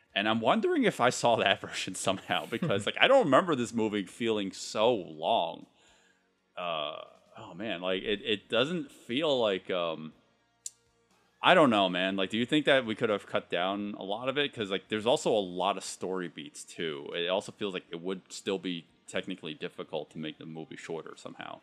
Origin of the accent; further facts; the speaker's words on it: United States; I'm Chinese American.